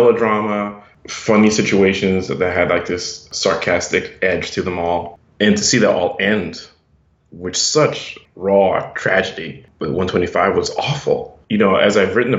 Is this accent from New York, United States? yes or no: yes; Brooklyn / Long Island, New York, United States; moved away as an adult; also born or lived in Harlem; now in Austin, United States; I grew up in Brooklyn up until I was 10 years old, and then we moved out to Long Island. I lived there throughout college